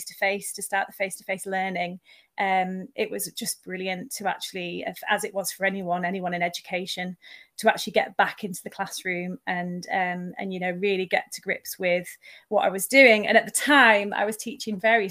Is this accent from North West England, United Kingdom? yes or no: yes; Eden Valley, Cumbria, North West England, United Kingdom; moved away as an adult; also born or lived in Manchester; I am now moved from Manchester up to where I actually was born and grew up, which is in the Eden Valley in Cumbria.